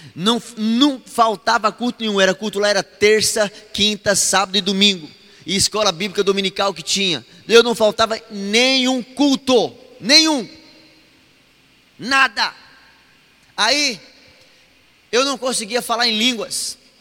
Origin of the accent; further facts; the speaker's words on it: Mato Grosso, Brazil; Mato Grossense não conhece frio, não. Nós não conhecemos, não